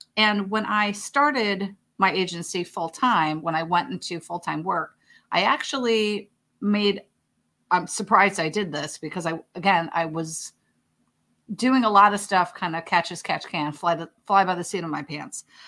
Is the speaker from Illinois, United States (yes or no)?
yes; Chicago, Illinois, United States; moved away; I'm from Chicago originally, so for me, that's just, you know, Midwest mentality